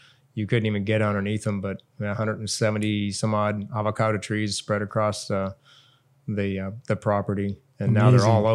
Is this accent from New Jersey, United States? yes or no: no; Southern California, United States; now in Hawaii, United States; Growing up in Southern California